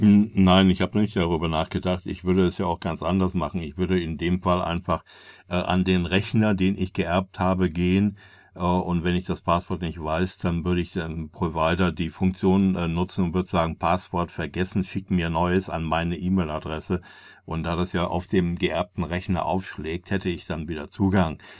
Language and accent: German; Germany; als Deutscher